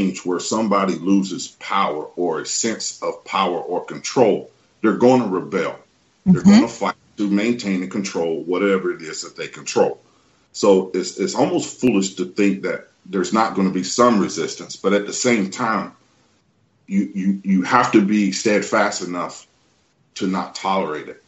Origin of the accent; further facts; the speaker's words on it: the Southeastern region, the South of the U.S., United States; I grew up in the South, what we call the South of the U.S., the Southeastern region